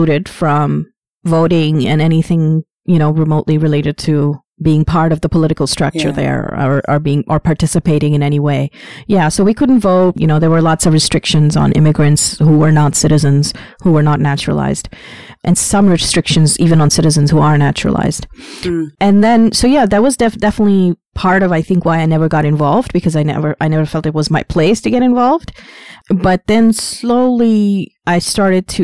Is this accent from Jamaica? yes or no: no; Pakistan; now in Canada; I was born in Pakistan, and I was born in a poor family where my parents were living was a slum.